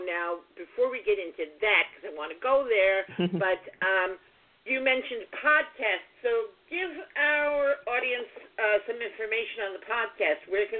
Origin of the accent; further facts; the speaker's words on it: New York City, New York, United States; now in Westbury, United States; I was born in Brooklyn, and I grew up in New York, and I worked in Manhattan for 25 years or more, and then we moved to the suburbs. I'm out here on Long Island in Nassau County in Westbury.